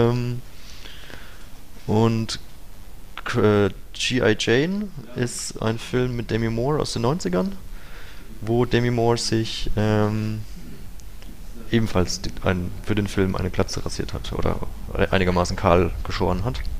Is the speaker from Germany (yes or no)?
yes; Bavaria, Germany; Meine Heimat ist nördlich von Würzburg, ähm, im nördlichen Unterfranken, im, im, in der Vorrhön sozusagen.